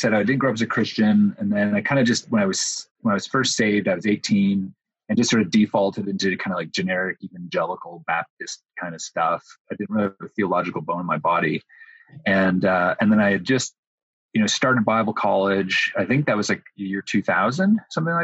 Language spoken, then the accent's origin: English; Windsor, Ontario, Canada; moved away as an adult; also born or lived in Toronto, Ontario; now in United States; my hometown of Windsor, Ontario